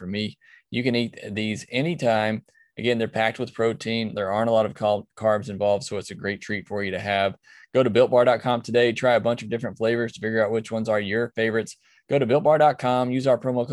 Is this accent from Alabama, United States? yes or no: yes; near Auburn, Alabama, United States; Near my hometown